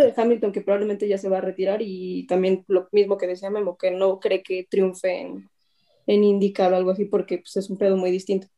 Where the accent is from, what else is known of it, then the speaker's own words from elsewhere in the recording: Mexico; Como cualquier mexicano